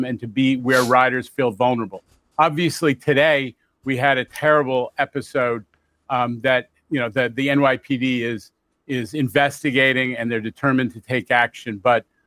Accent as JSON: {"language": "English", "town": "New York City", "region": "New York", "country": "United States", "tie": "born or raised there", "said": "I grew up in New York in the 70s."}